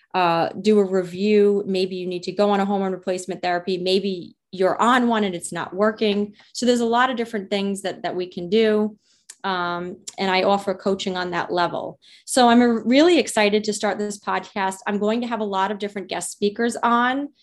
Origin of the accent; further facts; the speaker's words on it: Rhode Island, United States; accent: Rhode Island; moved away as an adult; also born or lived in West Palm Beach, Florida; now in Juno Beach, United States; I am a pharmacist from Rhode Island originally, hence my amazing Rhode Island accent